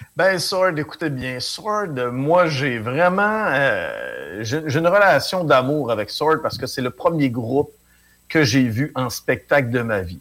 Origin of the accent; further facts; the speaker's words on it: Chicoutimi, Quebec, Canada; je viens de Chicoutimi.